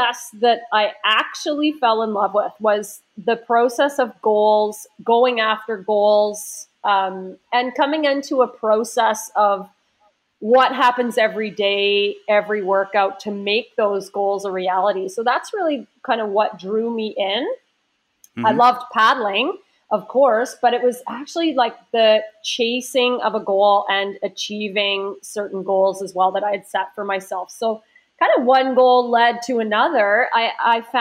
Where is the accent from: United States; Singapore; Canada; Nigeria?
Canada; Waverley, Nova Scotia; I grew up in Waverley